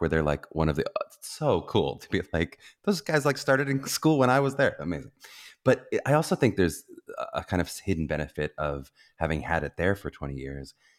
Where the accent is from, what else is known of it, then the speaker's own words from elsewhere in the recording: Pittsburgh, Pennsylvania, United States; Pittsburgh, Pennsylvania, my hometown